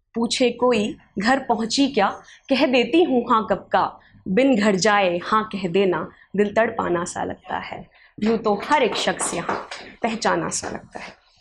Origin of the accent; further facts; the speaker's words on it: Delhi, India; now in Pune, India; दिल्ली मेरा शहर है